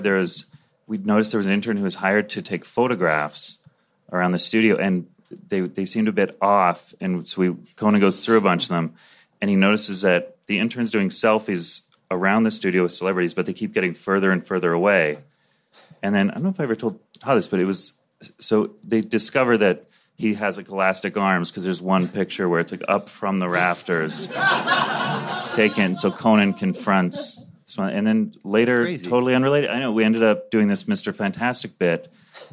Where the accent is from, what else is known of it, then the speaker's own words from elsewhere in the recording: Calgary, Alberta, Canada; moved away as an adult; also born or lived in Toronto; I grew up in Calgary, so I was in Toronto for 10 years to do stand